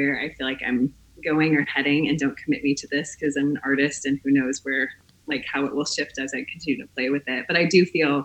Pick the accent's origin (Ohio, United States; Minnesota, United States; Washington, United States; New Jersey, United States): Minnesota, United States; Minneapolis; now in Asheville, United States; I grew up in the Twin Cities.